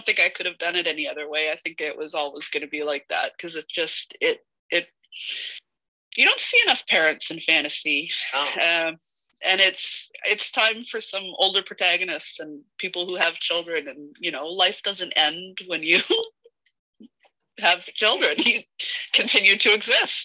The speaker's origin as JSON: {"language": "English", "country": "Canada", "said": "It must be in my DNA as a Canadian"}